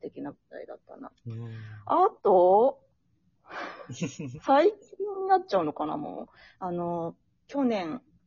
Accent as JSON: {"language": "Japanese", "region": "Kumamoto", "country": "Japan", "tie": "born or raised there", "moved": "as an adult", "said": "私、熊本出身なんですけれども"}